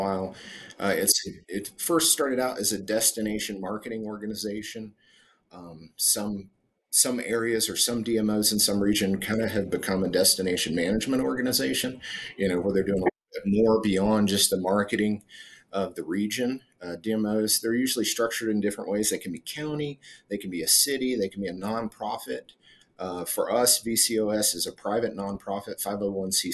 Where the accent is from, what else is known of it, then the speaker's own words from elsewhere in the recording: Northeast Tennessee, United States; moved away as an adult; also born or lived in Florida / San Diego / Virginia Beach / North Carolina; now in Colorado Springs, United States; I'm originally from Northeast Tennessee.